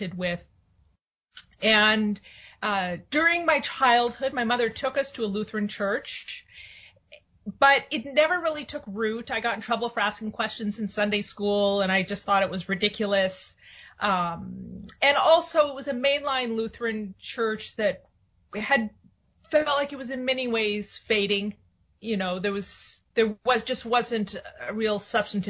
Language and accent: English; San Francisco Bay Area, California, United States; I grew up in the San Francisco Bay Area.